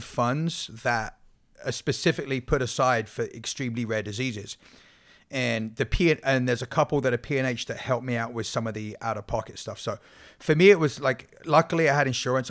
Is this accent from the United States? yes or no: no; England, United Kingdom; moved away; I'm English